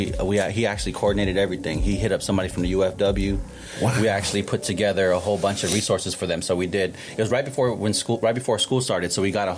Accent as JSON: {"language": "English", "town": "San Francisco", "region": "California", "country": "United States", "tie": "born or raised there", "said": "growing up in Frisco"}